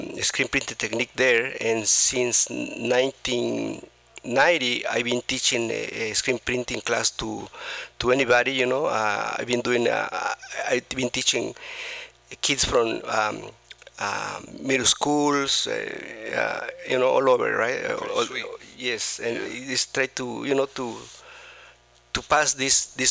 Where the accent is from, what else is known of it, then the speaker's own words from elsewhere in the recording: Oaxaca, Mexico; now in San Francisco, United States; I'm from Mexico, from the state of Oaxaca, and I came here in 1983.